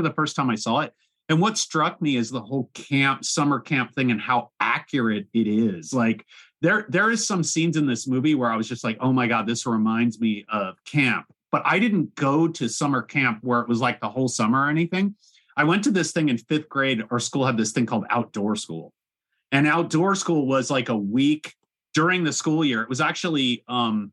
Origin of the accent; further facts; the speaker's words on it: Orange County, California, United States; I grew up in Orange County